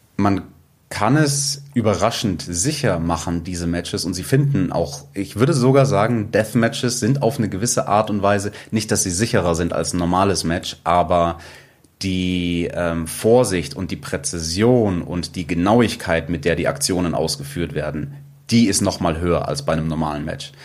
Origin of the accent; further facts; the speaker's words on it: Munich, Bavaria, Germany; ich bin in München geboren